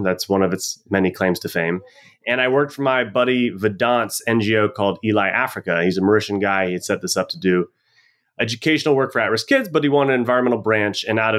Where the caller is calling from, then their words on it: Freeport, Grand Bahama, Bahamas; I'm calling in from Freeport, Grand Bahama.